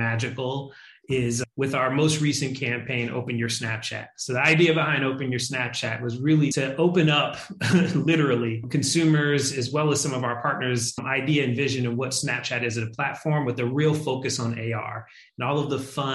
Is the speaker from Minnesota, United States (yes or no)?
no; Philadelphia, Pennsylvania, United States; I'm from Philadelphia